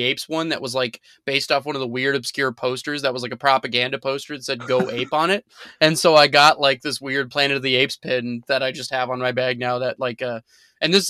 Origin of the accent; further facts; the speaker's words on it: Arizona, United States; moved away; I grew up in Arizona